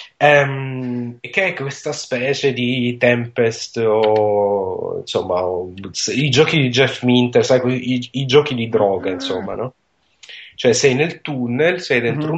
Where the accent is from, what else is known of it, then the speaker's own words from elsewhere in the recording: Sicily, Italy; sono siciliano